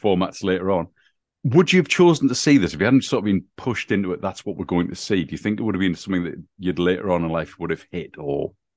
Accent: England, United Kingdom; growing up in England

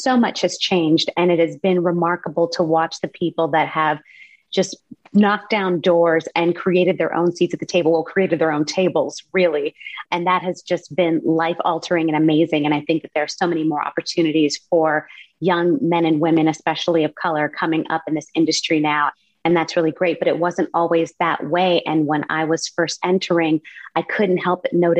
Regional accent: California, United States; I grew up in California

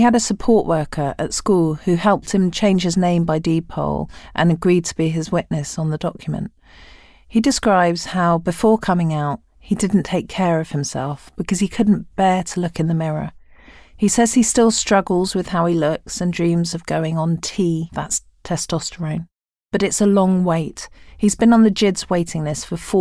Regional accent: London, United Kingdom; I'm a Londoner

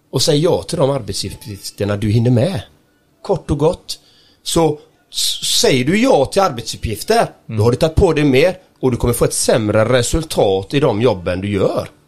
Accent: Gothenburg, Västra Götaland, Sweden; Nej, jag är, jag är ren göteborgare och jag älskar Göteborg kan jag säga.

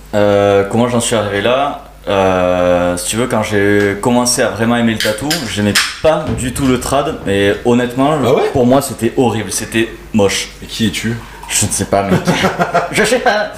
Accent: Gruissan, Occitania, France; also born or lived in Narbonne; je viens d'un petit village euh, qui s'appelle Gruissan

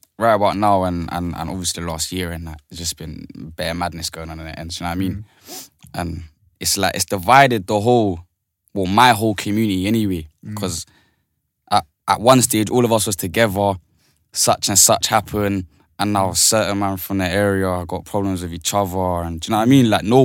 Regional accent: Shepherd's Bush, London, United Kingdom; Shepherd's Bush, East Acton.

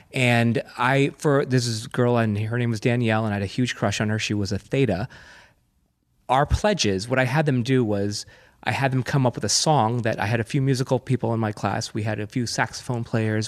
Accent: Manhasset, New York, United States; I'm from Manhasset also

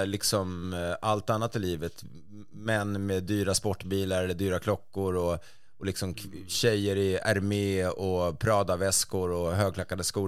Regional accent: Stockholm, Stockholm County, Sweden; jag var stockholmare

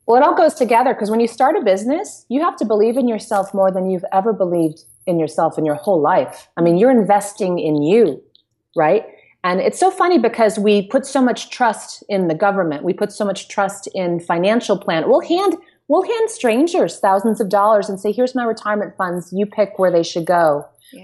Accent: United States; we're American

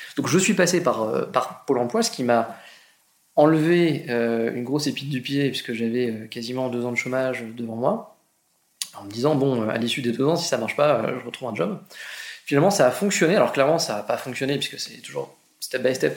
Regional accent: Argentan, Normandy, France; je suis normand, je viens d'Argentan, une petite ville euh, en Normandie, 15 000 habitants

